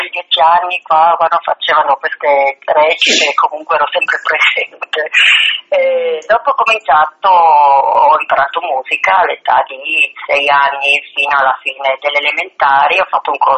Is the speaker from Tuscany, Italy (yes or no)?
no; Friuli-Venezia Giulia, Italy; perché parla del mio territorio, della Carnia, nel mio dialetto, che poi non è così scontato